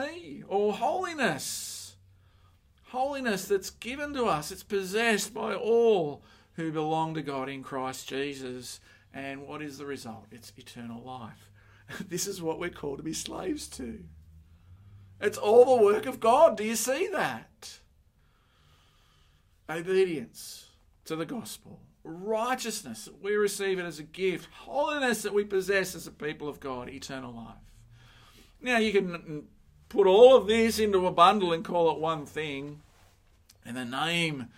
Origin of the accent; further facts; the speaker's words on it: Sydney, New South Wales, Australia; I grew up in Mount Druitt